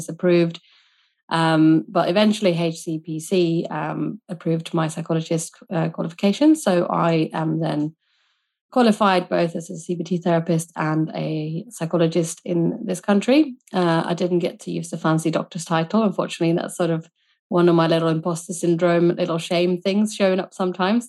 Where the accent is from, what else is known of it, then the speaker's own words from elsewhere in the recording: Sweden; moved away as an adult; now in United Kingdom; I was born and raised in Sweden